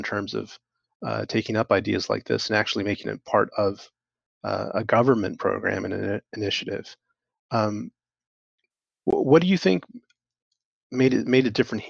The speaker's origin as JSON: {"language": "English", "region": "California", "country": "United States", "moved": "yes", "said": "I'm originally from California"}